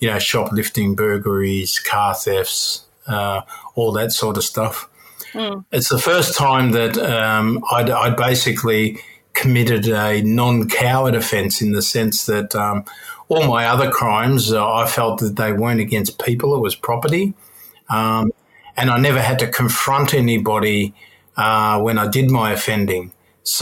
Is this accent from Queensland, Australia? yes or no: no; Melbourne, Victoria, Australia; I had a long rap sheet growing up in Belterra and Turana.